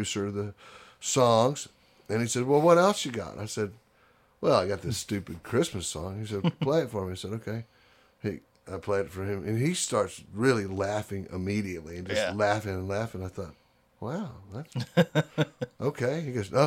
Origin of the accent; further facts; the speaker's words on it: Houston, Texas, United States; I grew up in Houston, Texas.